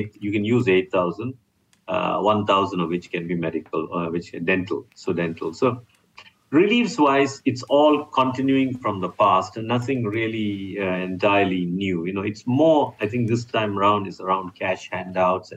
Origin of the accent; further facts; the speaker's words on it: Malaysia; I'm a Malaysian.